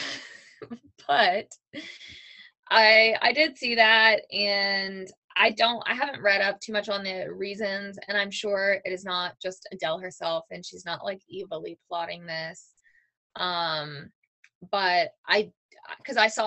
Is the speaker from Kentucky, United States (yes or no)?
yes; Louisville, Kentucky, United States; That was my hometown.